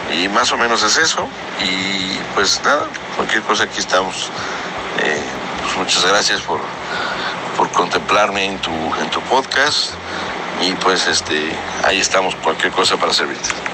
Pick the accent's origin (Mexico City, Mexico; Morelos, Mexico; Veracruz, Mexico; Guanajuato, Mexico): Morelos, Mexico; nosotros somos morelenses, yo sé que tú también es en toda la vida, nací en Morelos.